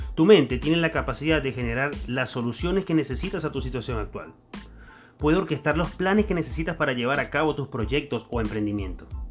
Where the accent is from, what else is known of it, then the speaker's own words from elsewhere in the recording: Venezuela; accent: Venezuelan; moved away as an adult; now in Argentina; Yo soy venezolano, como pudieron notar en mi acento